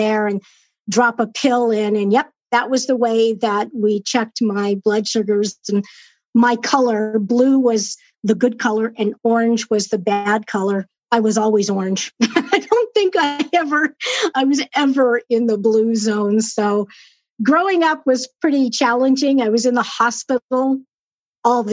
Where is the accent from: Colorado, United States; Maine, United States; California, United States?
California, United States; Southern; moved away as an adult; I was born and raised in Southern California. And moved up here 6 years ago